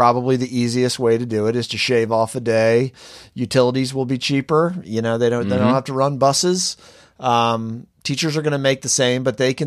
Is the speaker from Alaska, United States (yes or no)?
no; Maryland, United States; Crable and I were raised in Maryland